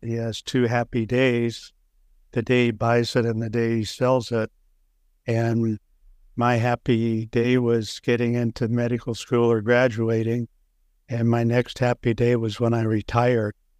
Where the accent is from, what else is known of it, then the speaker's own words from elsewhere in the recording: Waukee, Iowa, United States; Waukee, Iowa, which, at the time I grew up, was a small farm town west of Des Moines